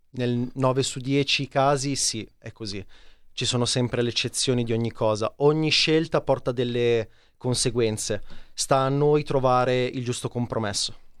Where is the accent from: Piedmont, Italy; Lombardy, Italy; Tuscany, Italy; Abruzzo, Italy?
Lombardy, Italy; Casorate Primo; Io sono di Casorate Primo, provincia di Milano, molto esterna, periferica